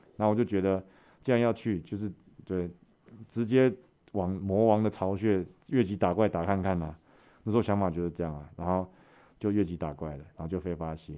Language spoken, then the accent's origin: Chinese; Taiwan; also born or lived in Brazil; 我是台湾人